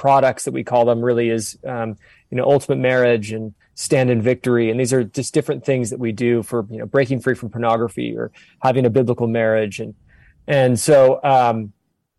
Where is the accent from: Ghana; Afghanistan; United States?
United States; Southern California; moved away as an adult; also born or lived in Orange County, California / Bend, Oregon; now in Sedona, United States; born and raised in Southern California, moved to Orange County for a period of time